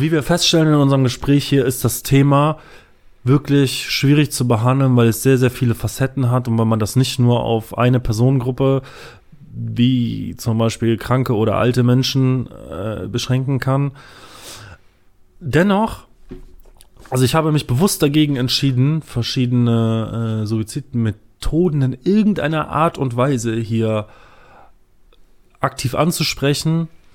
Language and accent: German; Düsseldorf, North Rhine-Westphalia, Germany; ich komme aus Düsseldorf. Ich komme aus Düsseldorf